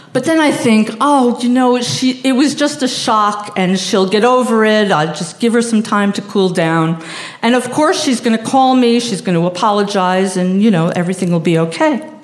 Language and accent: English; Long Island, New York, United States; I'm a middle class Jew from Long Island.